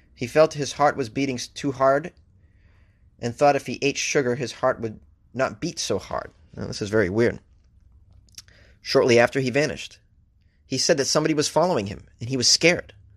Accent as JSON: {"language": "English", "country": "United States", "said": "I'm an American."}